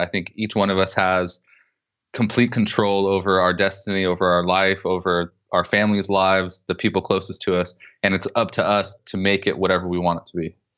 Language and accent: English; Southern California, United States; I grew up in Southern California to really poor, a really poor family